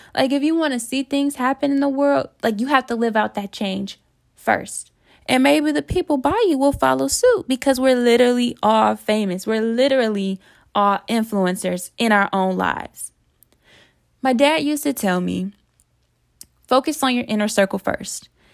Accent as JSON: {"language": "English", "town": "Detroit", "region": "Michigan", "country": "United States", "also_born_or_lived": "North Carolina", "moved": "as an adult", "said": "I went to school in North Carolina, and I'm from Detroit."}